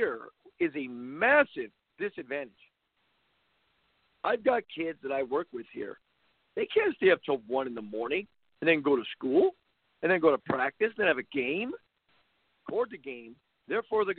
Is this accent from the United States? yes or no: yes; California, United States; moved away; I grew up in California.